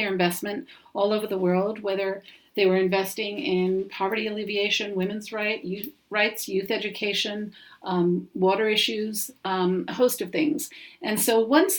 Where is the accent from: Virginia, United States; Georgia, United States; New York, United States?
New York, United States; New York City; what I saw at home growing up in New York City